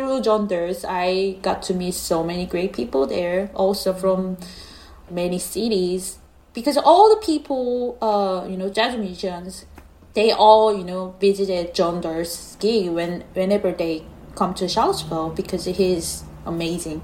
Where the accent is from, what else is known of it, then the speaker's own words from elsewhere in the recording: South Korea; English is a second language; moved away as an adult; also born or lived in Seoul / New York; now in United States; I was born in Korea.